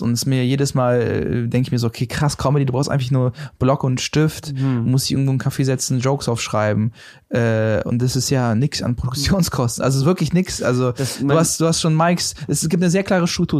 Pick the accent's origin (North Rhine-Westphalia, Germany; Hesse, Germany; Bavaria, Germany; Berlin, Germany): Berlin, Germany; ich komme aus der Gegend, also ja. Reinickendorf.